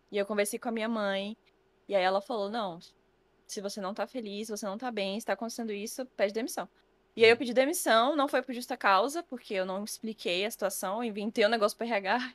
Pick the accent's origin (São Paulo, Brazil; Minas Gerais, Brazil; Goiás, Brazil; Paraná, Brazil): Goiás, Brazil; Cidade Ocidental; moved away as an adult; now in Bahia, Brazil; Eu sou do DF na verdade, em torno do Distrito Federal. Então, uhum. não morava em Brasília em si, eu morava no entorno. Uhum. E aí, é, na cidade onde eu morava, cidade ocidental